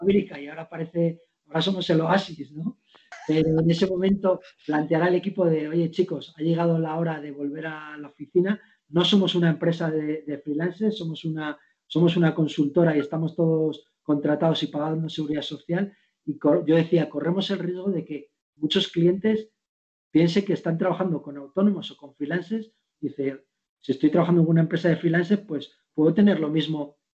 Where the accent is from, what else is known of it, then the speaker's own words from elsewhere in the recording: Segovia, Castile and León, Spain; now in Madrid, Spain; yo que soy de pueblo, de un, pueblo de Segovia que se llama Barboya y que está al lado de Sepúlveda, son mis dos, mis dos pueblos, vengo ahí de criar vacas, cabras y ovejas